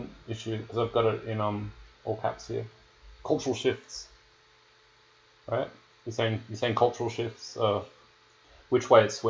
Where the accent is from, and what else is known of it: Australia